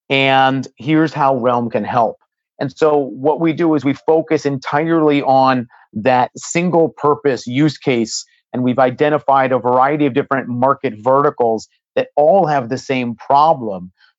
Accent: Silicon Valley, California, United States; I've been fortunate growing up in Silicon Valley to have some really great mentors.

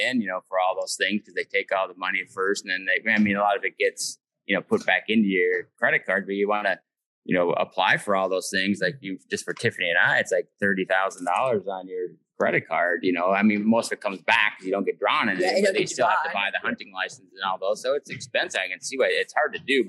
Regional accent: Minnesota, United States; when we're from Minnesota, so like all our family and everything's from Minnesota.

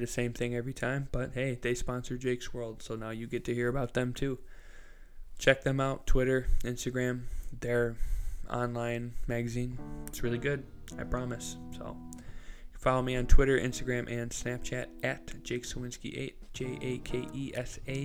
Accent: Midwest, United States; I was a little kid growing up in the Midwest

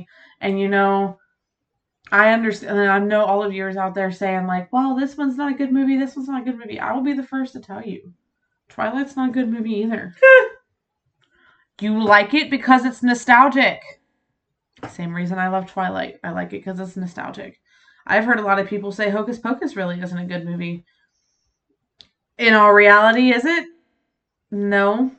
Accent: Ohio, United States; I'm from Ohio. I don't care.

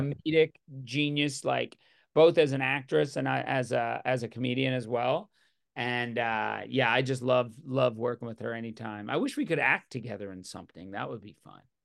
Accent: Newfoundland and Labrador, Canada; I'm Newfoundlander

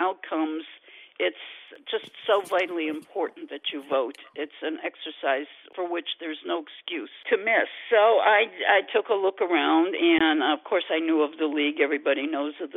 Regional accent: Cleveland, Ohio, United States; moved away as an adult; I was born and raised in Cleveland, Ohio. Lived there pretty much off and on, but pretty much the first 50 years of my life.

